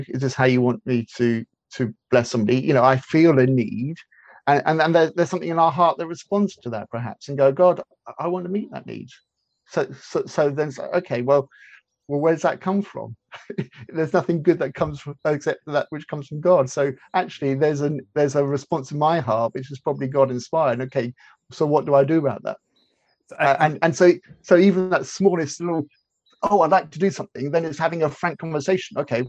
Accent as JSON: {"language": "English", "country": "India", "tie": "born or raised there", "said": "I grew up as in a missionary household, and I was born in India, and I grew up in India."}